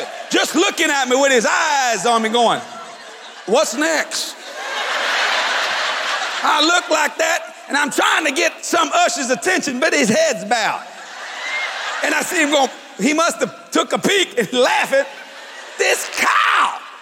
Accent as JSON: {"language": "English", "area": "Cajun", "region": "Louisiana", "country": "United States", "said": "I'm a Cajun boy"}